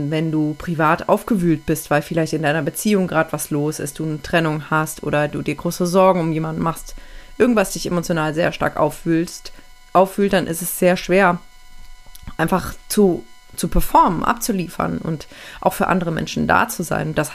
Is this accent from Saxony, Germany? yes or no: no; Aachen, North Rhine-Westphalia, Germany; moved away; Und dann bin ich einige Monate später sogar weggezogen, habe meine Heimat verlassen, weil meine Partnerin über 700 Kilometer von meiner Heimatstadt Aachen entfernt wohnt.